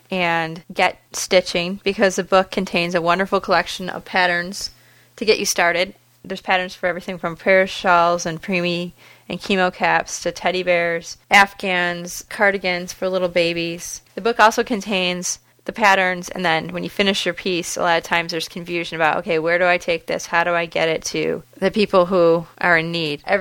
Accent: Fraser, Michigan, United States; I'm from Fraser, Michigan. It's four square miles

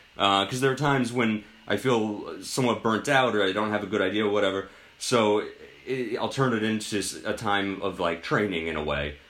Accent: Westchester, New York, United States; I grew up in Westchester

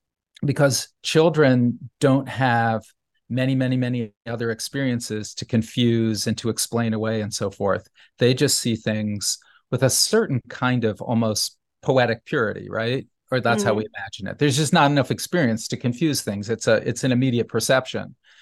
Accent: New Haven, Connecticut, United States; when I was a child growing up in New Haven, you know, some of the things that I was seeing and I didn't understand as a child, but just sensed, had a feeling for, were upsetting.

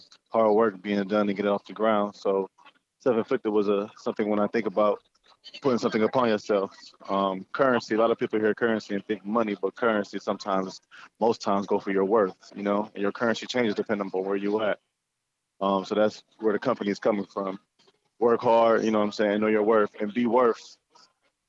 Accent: Cleveland Heights, Ohio, United States; also born or lived in Jamaica / Toledo, Ohio; I moved here at the age of 5 in 97. Grew up in the Cleveland Heights area

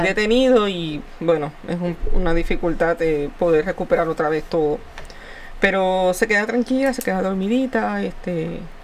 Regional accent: Puerto Rico; como buen puertorriqueño

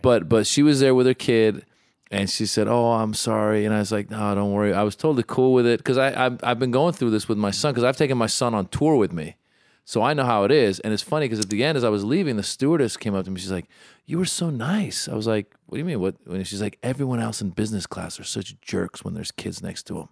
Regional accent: San Francisco Bay Area, California, United States; moved away; I'm from the Bay Area

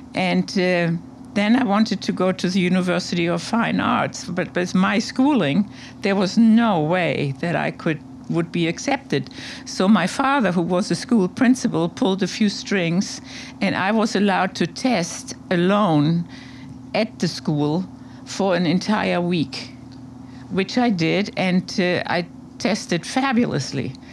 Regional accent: Hamburg, Germany; moved away as an adult; also born or lived in Berlin / Colombia / New York; now in Montauk, United States; that's where I grew up in Hamburg

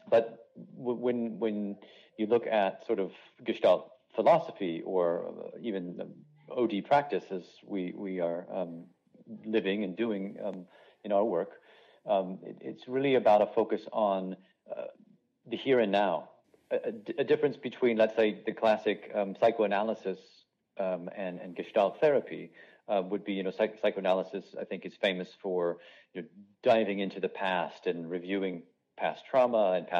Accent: Los Angeles, California, United States; moved away as an adult; also born or lived in Asia; now in Munich, Germany; my home of Los Angeles, California

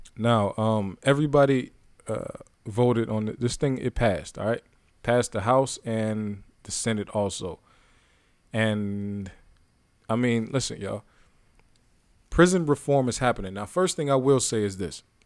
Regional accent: Youngstown, Ohio, United States; moved away; I'm from Youngstown, Ohio.

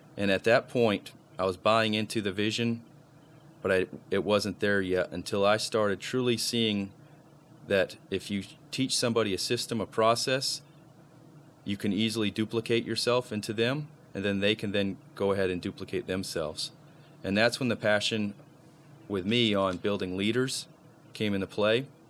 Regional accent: Maine, United States; moved away; also born or lived in Jacksonville, Florida / Tallahassee, Florida; I'm originally from Maine. So, a Maine boy living in Tallahassee

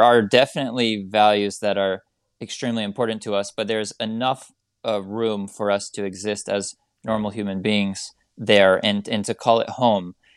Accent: United States; as an American

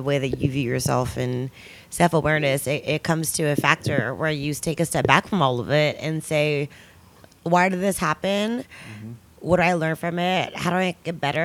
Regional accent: the Bay Area, California, United States; I'm from the Bay, obviously. Yay. I'm from the Bay

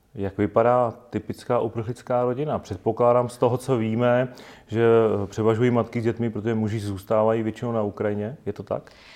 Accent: Czechia; my jako Češi

